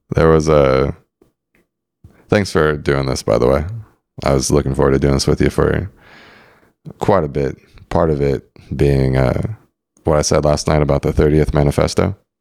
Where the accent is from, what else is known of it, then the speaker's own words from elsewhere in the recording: San Diego, California, United States; growing up in San Diego